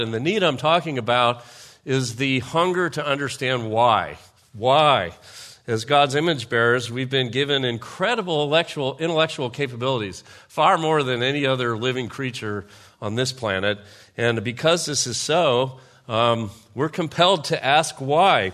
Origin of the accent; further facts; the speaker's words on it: United States; I'm a patriot, I'm an American, I served in the military